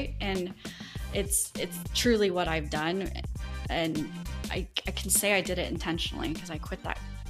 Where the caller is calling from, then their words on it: Destin, Florida, United States; Yeah, I'm in Destin, Florida. It's a small beach town in the panhandle of Florida.